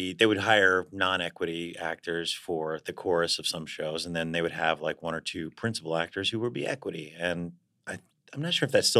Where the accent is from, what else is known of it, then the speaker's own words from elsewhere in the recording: Baltimore, Maryland, United States; moved away as an adult; also born or lived in New York; I'm from Baltimore. I come from a very, my mother plays organ for her church.